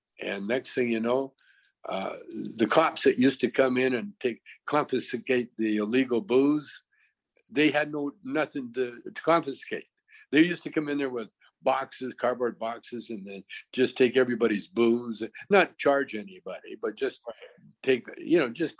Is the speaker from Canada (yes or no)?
yes; Canada; See, I'm from Canada, and in Canada we're kind of like a socialist country, mm-hmm.